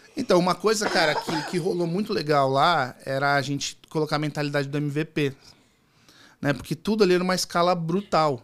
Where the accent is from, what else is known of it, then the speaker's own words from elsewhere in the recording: Santos, São Paulo, Brazil; Eu sou de São Paulo, do litoral, sou nascido em Santos.